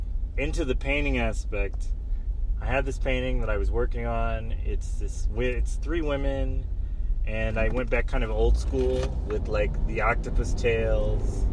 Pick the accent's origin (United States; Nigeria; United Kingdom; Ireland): United States; rural North Carolina; now in Takoma Park, United States; I grew up in rural North Carolina, so it's like Matthews, Mint Hill, Charlotte area.